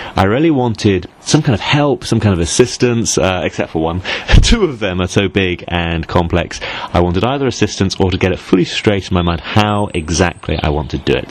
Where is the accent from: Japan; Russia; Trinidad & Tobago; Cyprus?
Cyprus; Northern Cyprus; growing up in Turkish Cyprus